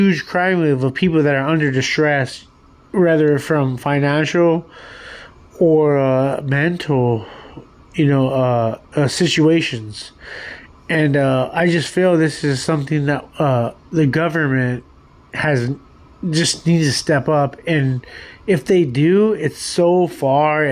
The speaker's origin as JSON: {"language": "English", "country": "United States", "said": "being an American"}